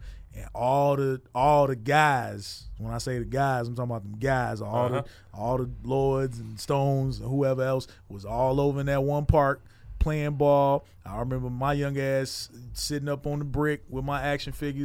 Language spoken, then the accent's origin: English; Chicago, Illinois, United States; moved away as an adult; now in Arizona, United States; I grew up in Chicago